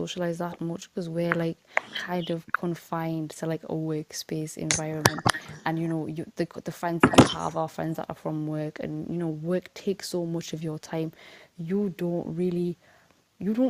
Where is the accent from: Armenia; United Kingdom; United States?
United Kingdom; also born or lived in Newcastle; a Fulani woman that's living in the UK, born and raised